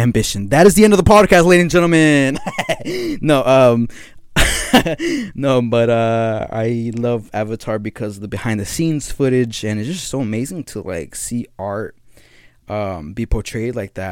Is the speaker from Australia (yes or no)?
no; Guatemala; now in California, United States; I'm not from Mexico. I'm from Guatemala